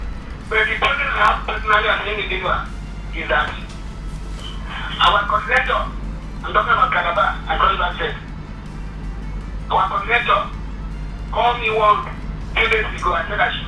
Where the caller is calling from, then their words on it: Nigeria; I'm calling from Akwa.